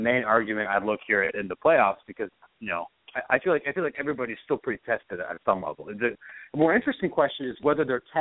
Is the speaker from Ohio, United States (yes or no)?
yes; Columbus, Ohio, United States; I'm from Columbus. I'm an Ohio State guy.